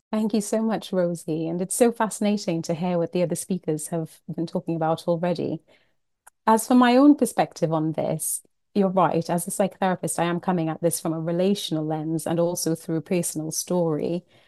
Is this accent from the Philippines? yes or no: no; Trinidad & Tobago; moved away; I am from the Caribbean. I was born and brought up in Trinidad and Tobago